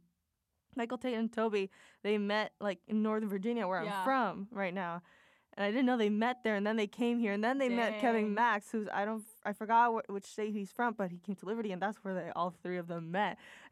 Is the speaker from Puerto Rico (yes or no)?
yes; Puerto Rico; moved away as an adult; I'm Latina. I'm from Puerto Rico.